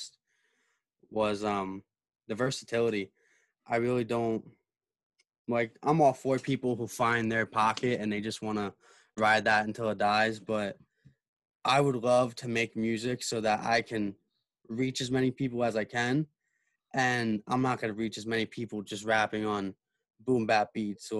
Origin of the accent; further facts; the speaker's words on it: New Jersey, United States; I'm from New Jersey